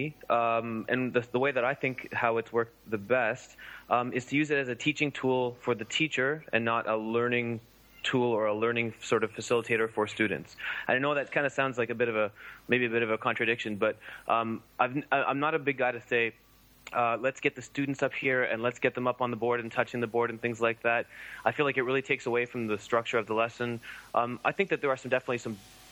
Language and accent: English; Canada; now in Bangkok, Thailand; I'm a Canadian teacher living in Bangkok